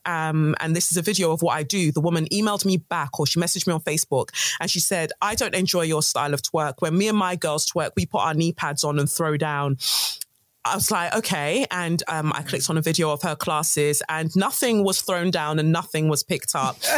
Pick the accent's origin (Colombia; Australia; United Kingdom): United Kingdom; London; also born or lived in Nigeria; Peckham's where I grew up in Southeast London